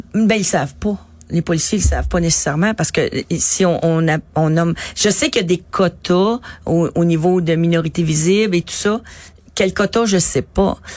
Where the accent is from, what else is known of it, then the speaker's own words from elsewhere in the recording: Montreal, Quebec, Canada; où j'habitais à Montréal Nord